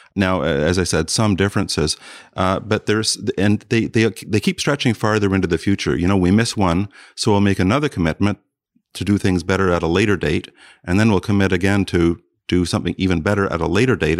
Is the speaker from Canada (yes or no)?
yes; South Bruce County, Ontario, Canada; moved away; I grew up partly in South Bruce County